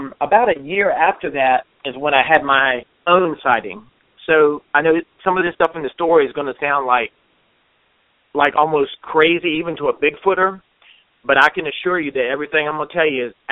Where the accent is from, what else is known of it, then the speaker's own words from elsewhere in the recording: Virginia, United States; moved away as an adult; now in North Carolina, United States; I'm originally from Virginia, and I moved to North Carolina, I think, back in maybe 2010.